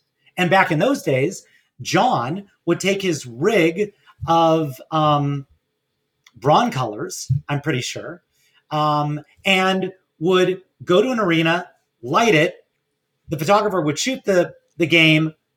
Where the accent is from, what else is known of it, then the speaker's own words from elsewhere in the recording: Los Angeles, California, United States; working at a small camera store in my hometown of Pacific Palisades